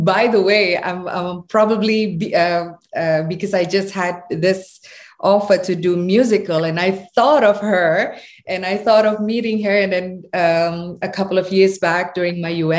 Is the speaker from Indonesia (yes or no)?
yes; Java, Indonesia; I come from Indonesia. I'm a proud Javanese woman, and I speak with my accent